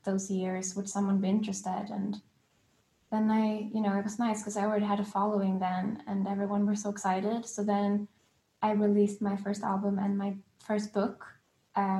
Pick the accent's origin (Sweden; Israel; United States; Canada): Sweden; Gothenburg, Västra Götaland; moved away as an adult; also born or lived in London, United Kingdom; I moved from Sweden to London when I was 18